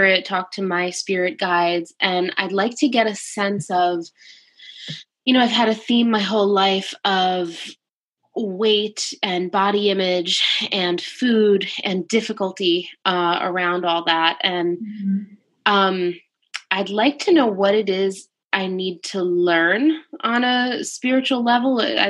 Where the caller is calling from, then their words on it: Thornwood, New York, United States; I'm calling from Thornwood, New York.